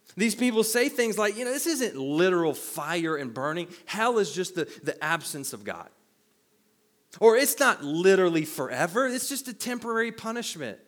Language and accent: English; the Bible Belt, United States; where I grew up in the Bible Belt, we didn't believe in wine